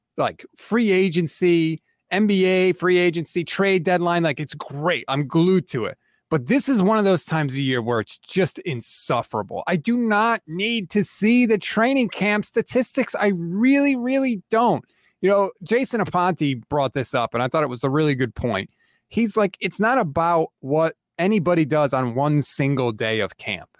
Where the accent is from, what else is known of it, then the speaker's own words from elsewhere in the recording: East Coast, United States; born and raised on the East Coast